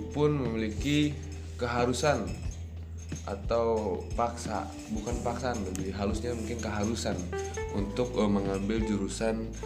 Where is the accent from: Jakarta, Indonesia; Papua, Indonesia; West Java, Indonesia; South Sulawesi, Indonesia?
West Java, Indonesia; Bandung; karena di Bandung sendiri kan uh, di kota saya sendiri kan ada yang namanya apa ya? Uh, culture untuk berbicara lebih halus.